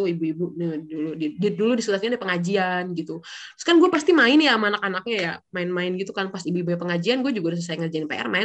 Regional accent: East Jakarta, Jakarta, Indonesia; gua kan datang dari daerah Betawi. Jadi gue lahir besar di area Betawi nih ya, di Jakarta Timur gitu ya.

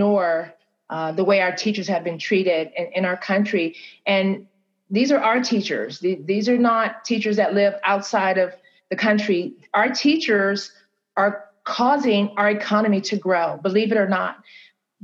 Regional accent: United States; As an American

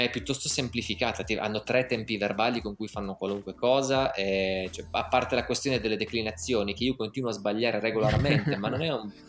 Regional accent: Piedmont, Italy; Noi piemontesi.

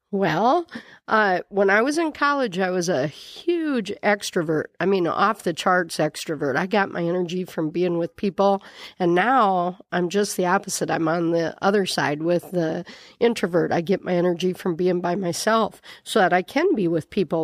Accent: Miller, South Dakota, United States; now in Yankton, United States; I grew up in Miller, South Dakota

